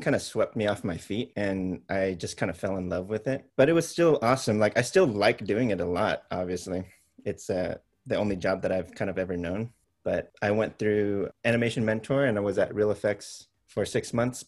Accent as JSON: {"language": "English", "town": "Sacramento", "region": "California", "country": "United States", "tie": "born or raised there", "said": "They found their way to Sacramento where they kind of built their life. And that's when I was born after they came to the US. And so I grew up kind of like blissfully ignorant of their entire past."}